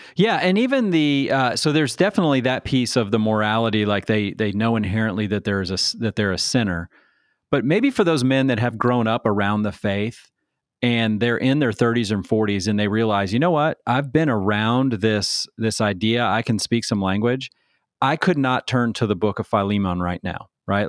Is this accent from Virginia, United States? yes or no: yes; Manassas, Virginia, United States; growing up in Manassas, Virginia at the United Methodist Church